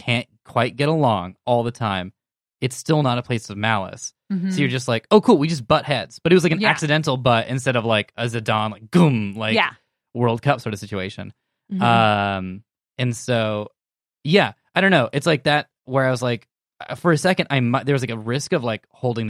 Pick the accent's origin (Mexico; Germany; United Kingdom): United Kingdom; We're British.